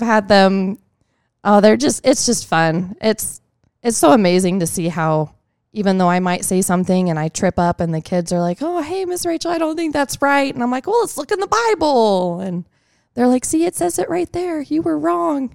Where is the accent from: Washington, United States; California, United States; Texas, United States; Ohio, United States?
Texas, United States; Tomball; I am from Tomball, Texas